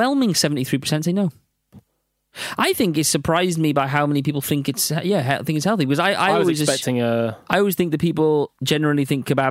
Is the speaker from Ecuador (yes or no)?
no; South Wales, United Kingdom; now in London, United Kingdom; I'm from South Wales